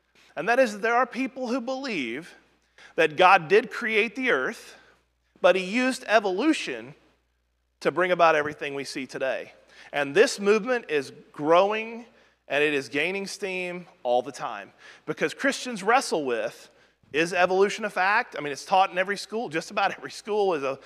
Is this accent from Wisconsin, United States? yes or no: no; Southwest Missouri, United States; now in Alabama, United States; although I've lived in Alabama far longer than anywhere I've ever lived in my life, when I was raised up in Southwest Missouri